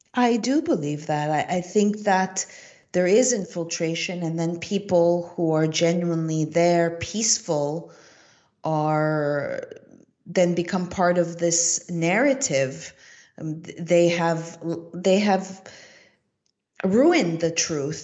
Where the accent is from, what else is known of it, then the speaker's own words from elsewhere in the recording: Montreal, Quebec, Canada; moved away; I am originally from Montreal, Canada